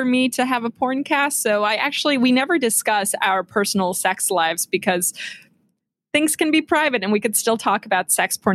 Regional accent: Clifton, New Jersey, United States; now in New York, United States; I grew up in New Jersey

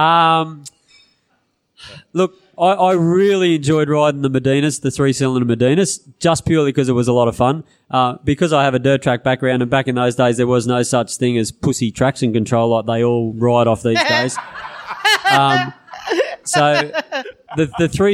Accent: Narrabri, New South Wales, Australia; I was from Narrabri

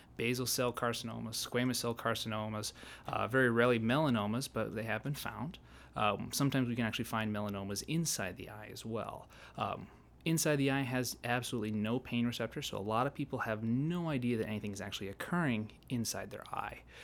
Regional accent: Malta, Montana, United States; also born or lived in Bozeman, Montana / Oregon / Fairbanks, Alaska / Helena, Montana; I'm originally from Montana, uh, s, born and raised in Malta

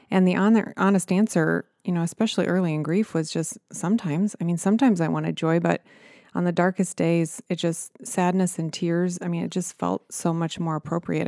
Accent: Nebraska, United States; I was a small town girl from Nebraska

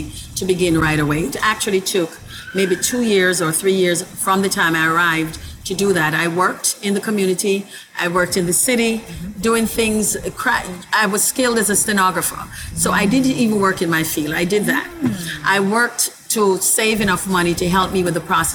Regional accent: Kingston, Jamaica; now in Brooklyn, United States; I was born in the island of Jamaica.

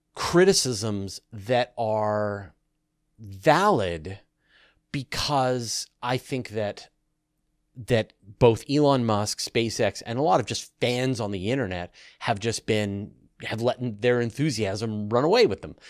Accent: Canada; as a Canadian who grew up in the country

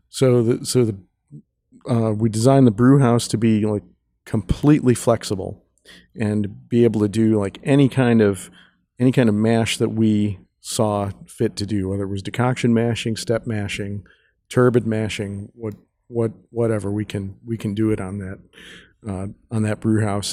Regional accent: Chicago, Illinois, United States; also born or lived in Munich; we're both from Chicago

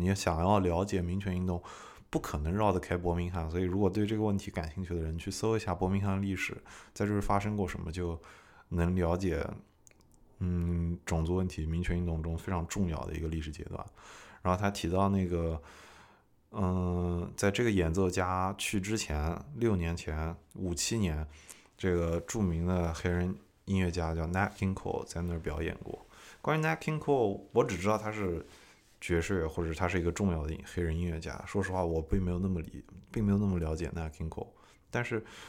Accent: China; moved away as an adult; also born or lived in Nashville, United States; now in United States; 我对中国人来说太美国了，对美国人来说太中国了

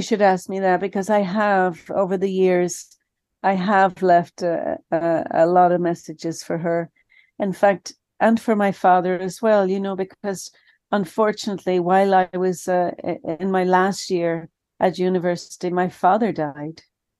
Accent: Ireland; moved away as an adult; But, you know, when I was leaving Ireland, I grew up in Ireland, Father, and when I was leaving Ireland for college, the college I was going to was in the south of England.

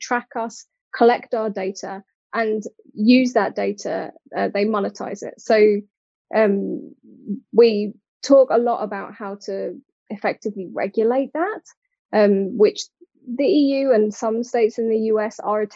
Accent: United Kingdom; accent: British; moved away as an adult; now in Cork, Ireland; based out of Cork, but obviously you can hear from my accent, very much British

